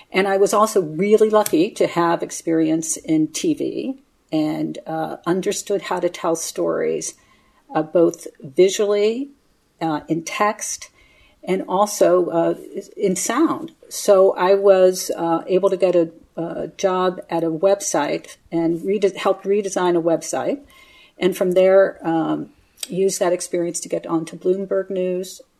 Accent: United States; now in London, United Kingdom; So he was American, my mother was Canadian and uh, I'm American now, living in London.

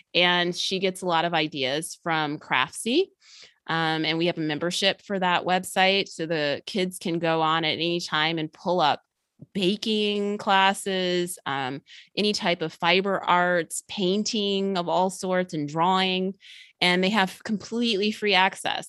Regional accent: outside of Chicago, Illinois, United States; also born or lived in Georgia; now in Atlanta area, Georgia, United States; I grew up in the Midwest in Illinois, outside of Chicago

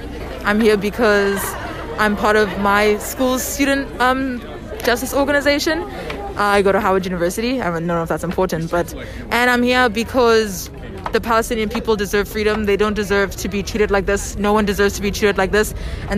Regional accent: South Africa; moved away; I grew up in South Africa.

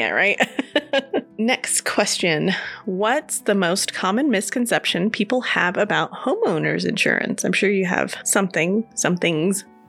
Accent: California, United States; now in Colorado Springs, United States; I'm from California

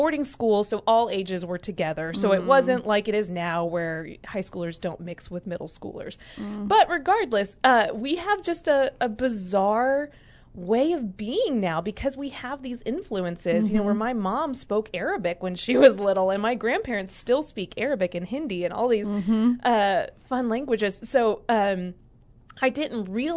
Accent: the South, United States; also born or lived in Alabama / Georgia; I grew up in the South, in Alabama mm-hmm. and Georgia

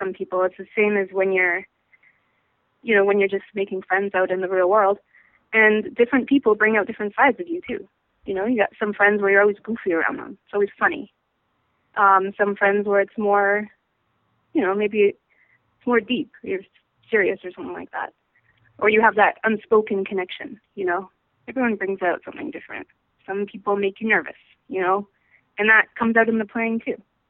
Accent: Vancouver, British Columbia, Canada; moved away as an adult; now in New York, United States; I'm from Vancouver, Canada, and in Canada we have something called the Royal Conservatory of Music

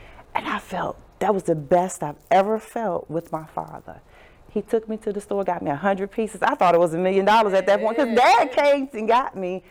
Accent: Southern Virginia, United States; I grew up in Southern Virginia

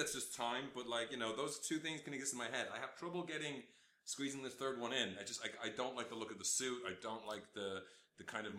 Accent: Australia; It's just like, in case you forgot, I'm Australian.

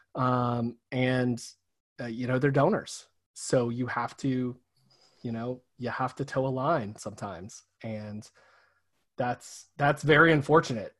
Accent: the South, United States; in small towns my entire life, um, small rural towns in the South

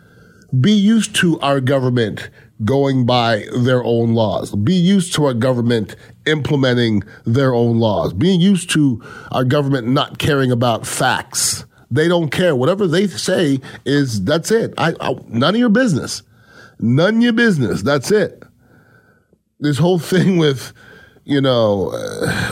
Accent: Canada; now in United States; I'm not from this country. I'm originally from Canada.

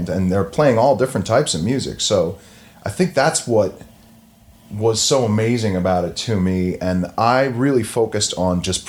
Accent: Long Island, New York, United States; moved away as an adult; also born or lived in Boston / Connecticut; now in New York, United States; I'm originally from Long Island

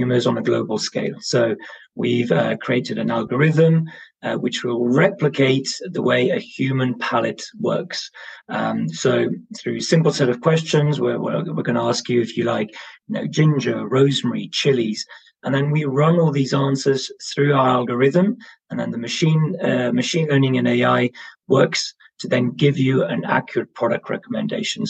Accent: Brussels, Brussels-Capital Region, Belgium; now in London, United Kingdom; I'm based in London. I'm originally from Brussels

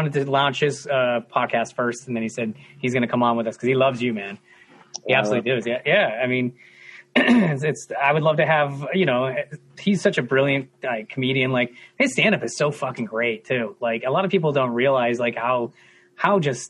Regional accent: Trumbull, Connecticut, United States; I'm from Trumbull

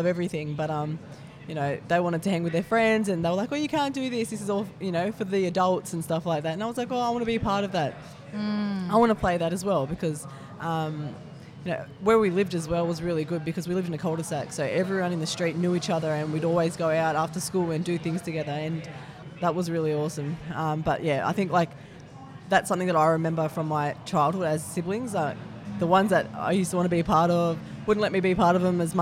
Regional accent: Sydney, New South Wales, Australia; I was born in Blacktown Hospital and I grew up in Doonside, which is the western suburbs of Sydney.

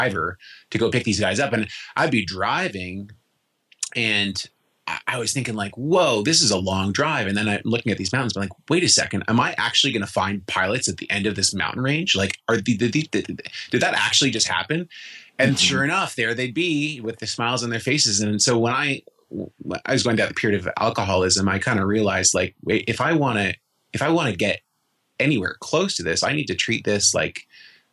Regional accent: Toronto, Ontario, Canada; moved away as an adult; also born or lived in Vancouver; now in Nelson, Canada; I was from Toronto

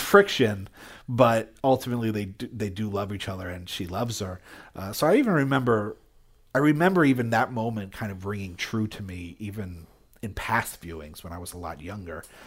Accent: Jersey Shore, New Jersey, United States; moved away; also born or lived in Philadelphia / Albany; I grew up in Jersey Shore

